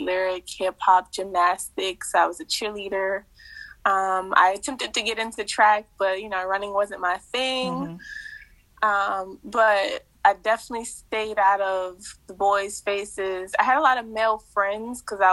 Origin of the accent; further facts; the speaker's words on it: Cheverly, Maryland, United States; also born or lived in College Park, Maryland; now in Georgia, United States; I was born and raised in Cheverly